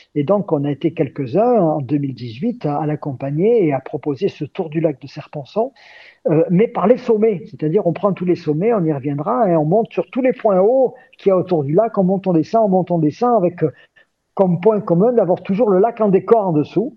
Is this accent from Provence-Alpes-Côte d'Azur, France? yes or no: yes; Gap, Provence-Alpes-Côte d'Azur, France; moved away as an adult; je suis né euh, à Gap, dans les Hautes-Alpes. Je suis ce qu'on appelle un Gapensé